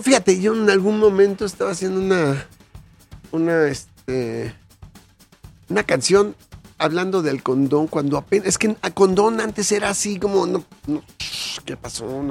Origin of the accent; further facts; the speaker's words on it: Mexico; soy mexicano